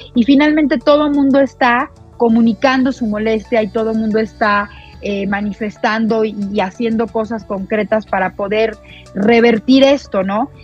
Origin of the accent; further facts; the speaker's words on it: Mexico; para nosotros como mexicanos